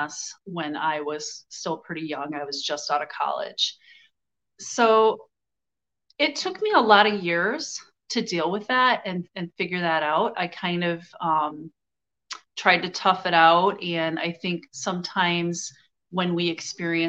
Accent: United States; I grew up white in America

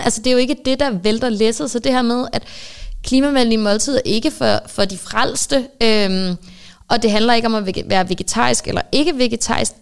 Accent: Østofte, Zealand, Denmark; jeg er født og opvokset i Østofte

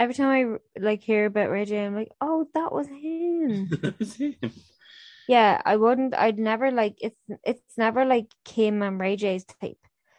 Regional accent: Ireland; as Irish people, we're doing our heritage an injustice if we don't.

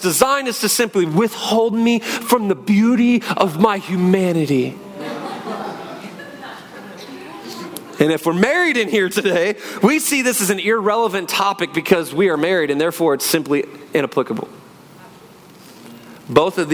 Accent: Northwest Washington, United States; moved away as an adult; also born or lived in Phoenix; We grew up in Northwest Washington, beautiful area, rainy, trees everywhere.

